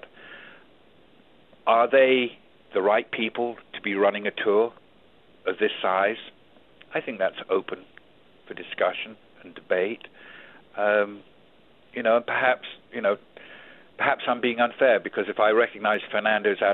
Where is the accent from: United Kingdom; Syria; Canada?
United Kingdom; England; moved away as an adult; also born or lived in Auckland, New Zealand; now in United States; I was raised in England